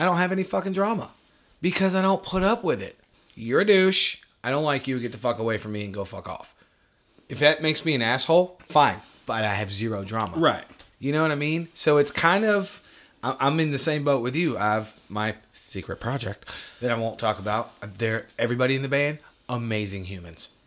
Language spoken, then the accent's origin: English; New York, United States; moved away; I'm from New York